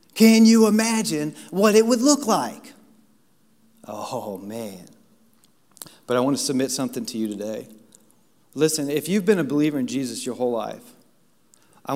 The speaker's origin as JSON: {"language": "English", "town": "Washington", "region": "District of Columbia", "country": "United States", "tie": "born or raised there", "said": "I grew up in Washington, D.C."}